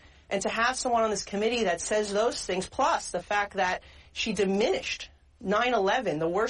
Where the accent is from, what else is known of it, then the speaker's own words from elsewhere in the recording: New York, United States; as a New Yorker who represents a district who lost most lives on 9/11